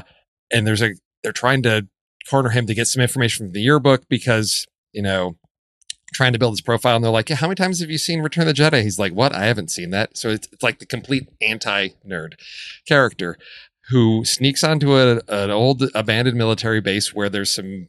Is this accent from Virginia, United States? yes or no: no; Chicago, Illinois, United States; moved away; I'm originally from Chicago where the slogan was vote early and vote often.